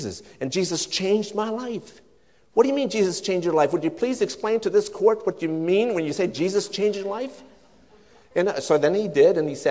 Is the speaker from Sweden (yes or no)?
yes; Sweden; now in United States; I'm a Swedish immigrant. I was born in Sweden.